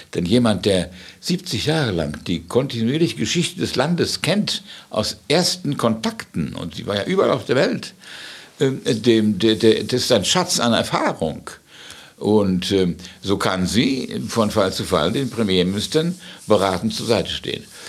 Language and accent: German; Gdańsk, Pomeranian Voivodeship, Poland; also born or lived in Wales / United States; now in London, United Kingdom; Ich bin zwar in Danzig geboren, ganz woanders